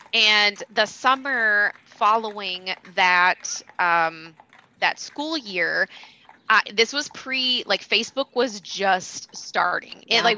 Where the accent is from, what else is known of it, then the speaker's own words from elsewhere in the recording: southern Kentucky, United States; also born or lived in Lexington, Kentucky; So I am actually from Kentucky. I grew up there, down by the border, like the southern part of Kentucky, down by Nashville, Tennessee, like just right on the border.